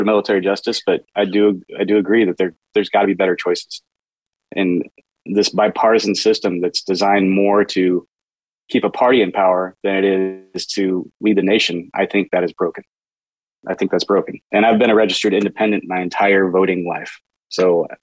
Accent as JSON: {"language": "English", "town": "Portland", "region": "Oregon", "country": "United States", "tie": "born or raised there", "said": "I was born at home outside Portland, Oregon"}